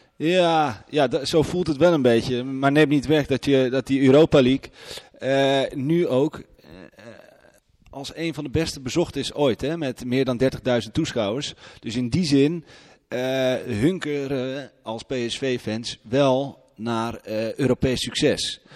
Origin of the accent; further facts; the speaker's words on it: Haarlem, North Holland, Netherlands; now in Eindhoven, Netherlands; Ik kom uit Haarlem, ben daar geboren